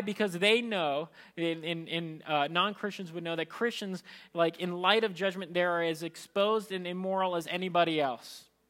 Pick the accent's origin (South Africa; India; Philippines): Philippines; as a Filipino